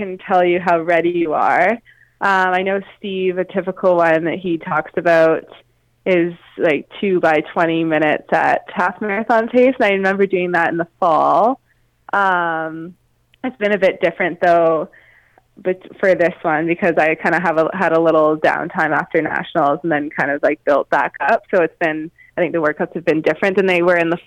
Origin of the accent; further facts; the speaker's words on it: Canada; as a Canadian coming from a cold climate